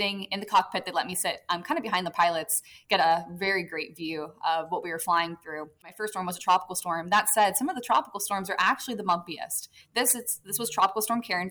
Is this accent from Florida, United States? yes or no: yes; Florida, United States; I grew up in Florida, so hurricanes were prevalent